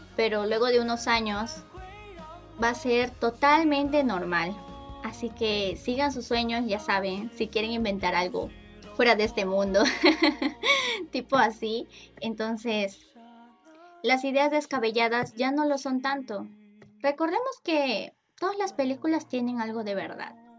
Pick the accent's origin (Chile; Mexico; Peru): Peru; Yo soy de Perú